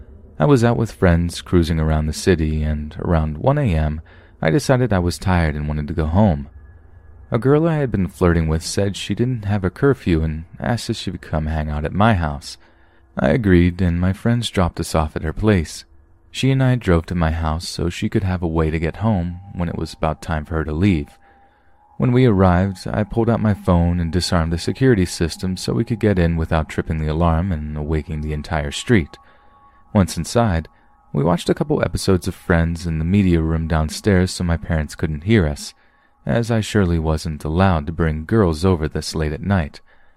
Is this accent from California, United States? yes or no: no; Helena, Montana, United States; now in Bellevue, United States; I am originally from Helena, Montana, so I grew up like a normal kid, and then my mother got a job for Amazon in downtown Seattle, so we moved to Bellevue.